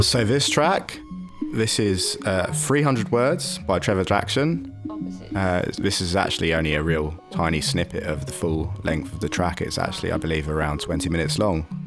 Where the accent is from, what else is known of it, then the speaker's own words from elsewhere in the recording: London, United Kingdom; I'm from London